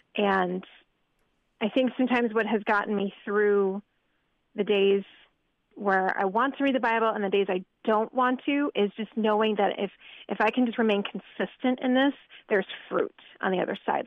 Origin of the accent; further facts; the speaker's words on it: northern New Jersey, United States; moved away as an adult; also born or lived in Iowa; I grew up on the East Coast in northern New Jersey